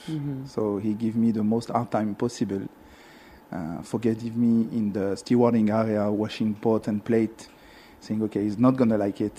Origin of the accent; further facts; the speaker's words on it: Lyon, Auvergne-Rhône-Alpes, France; now in Dubai, United Arab Emirates; I'm from France. Whereabouts? From Lyon.